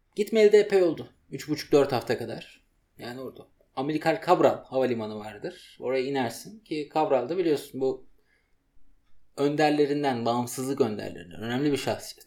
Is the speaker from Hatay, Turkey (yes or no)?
no; Samsun, Turkey; ben Samsun'da doğup büyüdüm